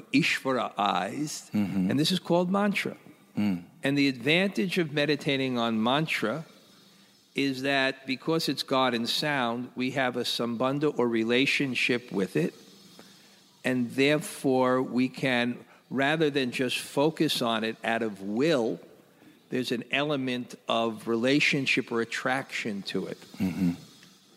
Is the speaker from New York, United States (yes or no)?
yes; New York City, New York, United States; when I was young, and I grew up in Brooklyn